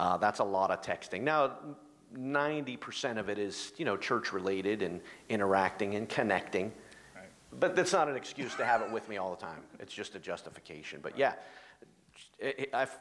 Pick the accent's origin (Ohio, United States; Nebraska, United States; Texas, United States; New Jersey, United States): Ohio, United States; now in South Jersey, United States; I'm from Ohio